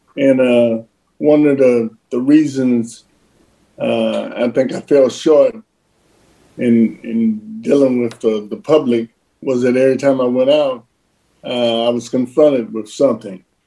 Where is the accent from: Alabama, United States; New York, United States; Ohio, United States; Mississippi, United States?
Ohio, United States; Cincinnati; athletes that come from Cincinnati. It was uh, Pete and myself.